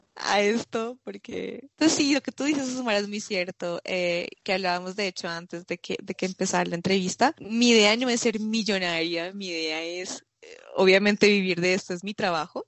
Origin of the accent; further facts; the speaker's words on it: Fusagasugá, Cundinamarca, Colombia; moved away as an adult; also born or lived in Bogotá / France; soy colombiana, vengo de una ciudad pequeña que se llama Fusagasugá. Eh, allí pasé toda mi, toda mi infancia